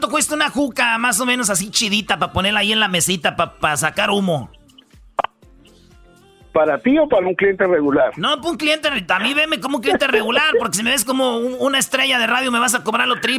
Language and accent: Spanish; Michoacán, Mexico; yo soy de Michoacán